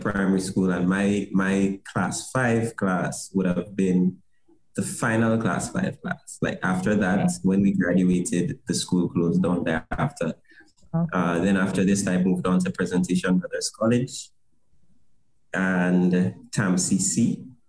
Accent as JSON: {"language": "English", "region": "Saint David", "country": "Grenada", "tie": "born or raised there", "said": "I grew up in St. David's"}